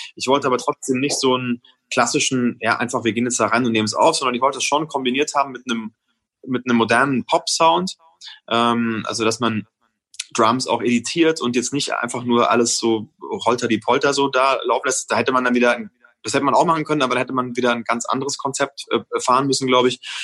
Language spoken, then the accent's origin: German; Franconia, Bavaria, Germany; für mich als Franke